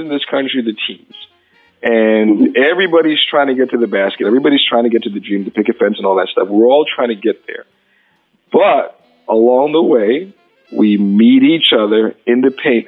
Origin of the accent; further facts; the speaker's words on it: New York City, New York, United States; I grew up in New York City